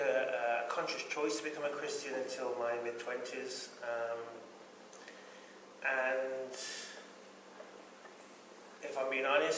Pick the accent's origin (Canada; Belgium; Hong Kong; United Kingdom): United Kingdom; moved away as an adult; now in St. Paul, United States; I'm British